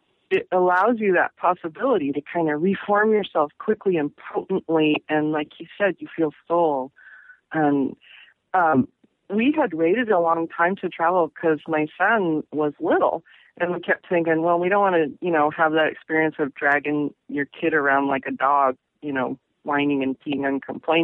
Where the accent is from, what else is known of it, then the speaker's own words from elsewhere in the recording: Pacific Northwest, United States; also born or lived in Massachusetts / New York / Florida / Ohio; I grew up in the Northwest, and I've always come back. And cumulatively, I've lived here the most number of years.